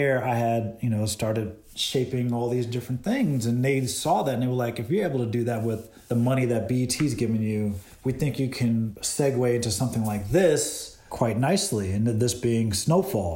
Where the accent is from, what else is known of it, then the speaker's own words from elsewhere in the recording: Boston, Massachusetts, United States; I'm originally from Boston, Massachusetts